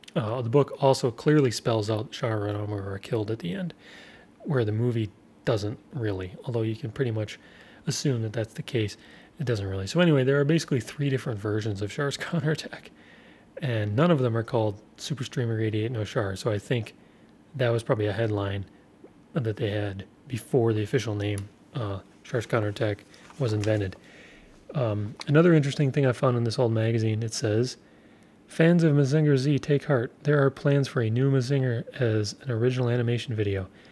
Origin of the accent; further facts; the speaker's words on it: United States; as an American